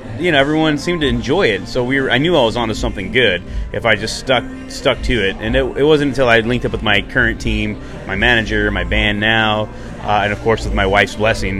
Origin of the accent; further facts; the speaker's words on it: Texas, United States; moved away; also born or lived in Las Cruces, New Mexico; Growing up in Texas